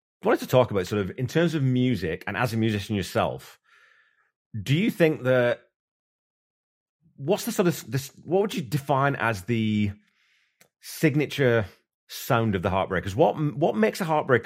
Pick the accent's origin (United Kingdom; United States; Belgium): United Kingdom; England; I'm English